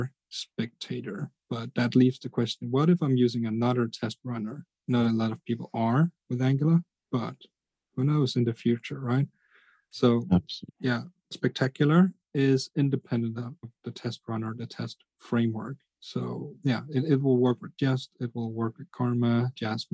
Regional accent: Denmark; I'm from Denmark

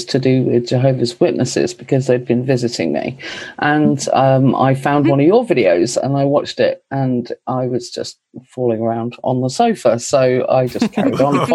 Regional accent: England, United Kingdom; now in Essex, United Kingdom; I'm from England, technically.

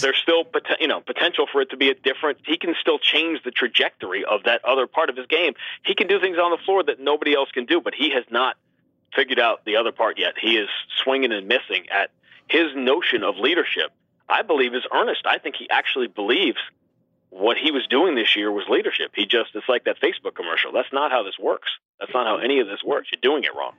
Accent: New York City, New York, United States; I was growing up in Manhattan

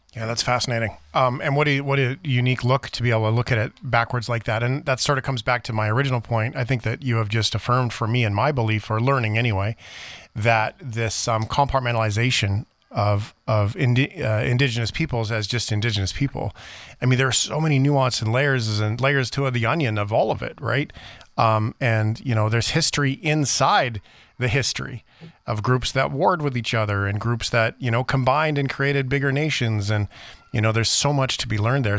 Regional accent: Flin Flon, Manitoba, Canada; I was born in Flin Flon

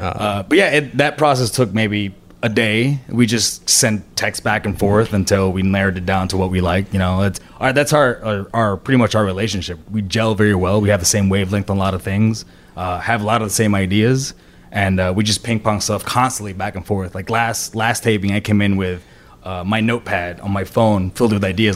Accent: Puerto Rico; I was born and raised in Puerto Rico

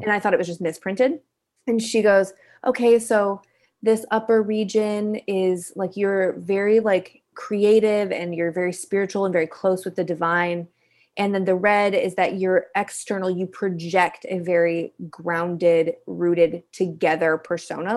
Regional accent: Kalamazoo, Michigan, United States; I am originally from Kalamazoo, Michigan, a little town in the Midwest.

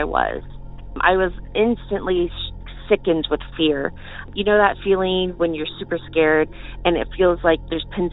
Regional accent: Morrill, Kansas, United States; moved away; I grew up in Northeast Kansas, a small town by the name of Morrill.

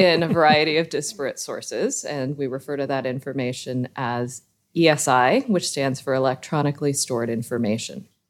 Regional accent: Southern California, United States; moved away as an adult; also born or lived in Miami; now in Boston, United States; born and raised in Southern California and then living in Miami for seventeen years.

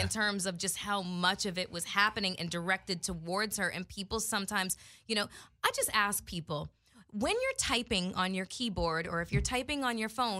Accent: Toronto, Ontario, Canada; We're both from Toronto.

